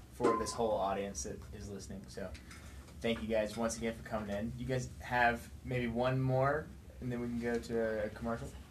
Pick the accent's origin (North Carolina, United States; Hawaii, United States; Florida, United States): North Carolina, United States; High Point; also born or lived in South Central Tennessee; I'm from High Point.